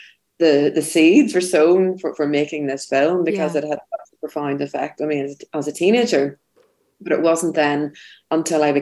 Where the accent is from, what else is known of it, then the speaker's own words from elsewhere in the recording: Belfast, Northern Ireland, United Kingdom; I'm from Belfast. I grew up in Belfast in the 80s and 90s